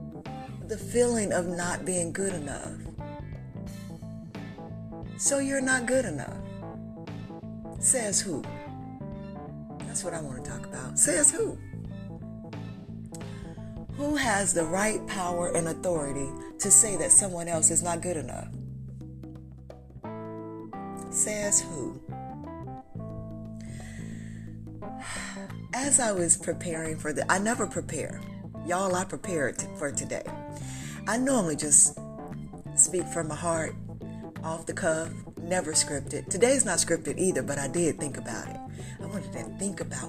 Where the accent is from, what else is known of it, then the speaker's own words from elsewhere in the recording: North Carolina, United States; my hometown where I lived in North Carolina